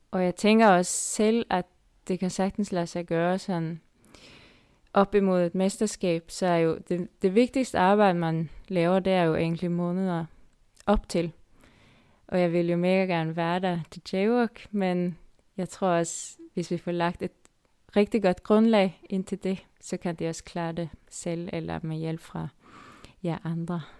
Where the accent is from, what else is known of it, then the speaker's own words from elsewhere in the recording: Denmark; Og så er der lidt mere bakker, end det måske har, end vi har hjemme i Danmark.